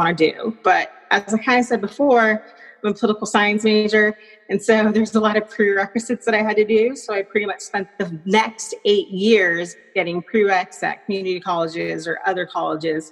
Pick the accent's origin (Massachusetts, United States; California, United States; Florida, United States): California, United States; Riverside; moved away; I'm originally from Riverside, California